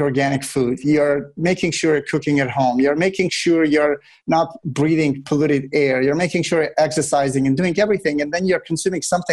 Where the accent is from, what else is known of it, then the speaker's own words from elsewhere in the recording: Russia; now in United States; I grew up in Russia